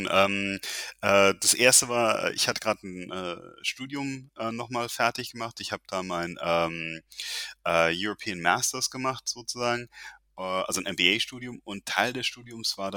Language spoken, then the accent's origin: German; Landstuhl, Rhineland-Palatinate, Germany; born there; eigentlich, äh, ich bin ähm, hier in Deutschland geboren, äh, um genau zu sein, in Landstuhl.